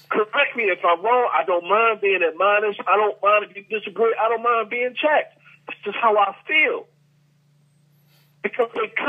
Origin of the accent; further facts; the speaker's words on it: Philadelphia, Pennsylvania, United States; now in Atlanta, United States; My hometown Philly